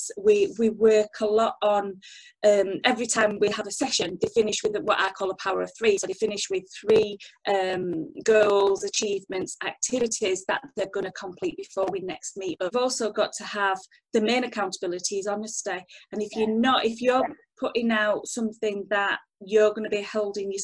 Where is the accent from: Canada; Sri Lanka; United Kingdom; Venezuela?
United Kingdom; we're British